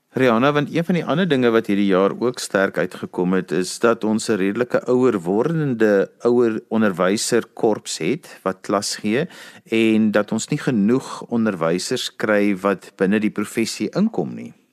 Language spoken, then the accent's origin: Afrikaans; South Africa; ons as Suid-Afrikaners